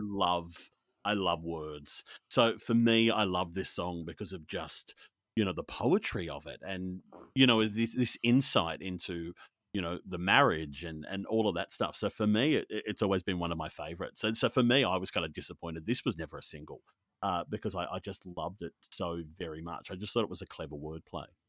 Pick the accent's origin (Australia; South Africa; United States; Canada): Australia; also born or lived in Sydney; I'm Australian and I live in Sydney